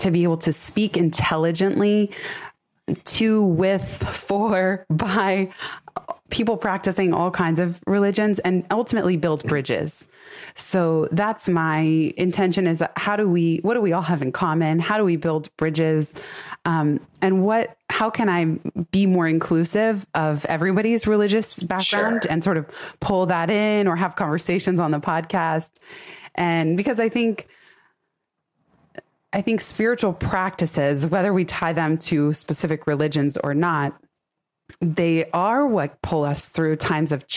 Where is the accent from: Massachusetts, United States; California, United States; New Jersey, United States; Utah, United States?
California, United States; San Francisco; I was born in San Francisco, raised in the Bay Area.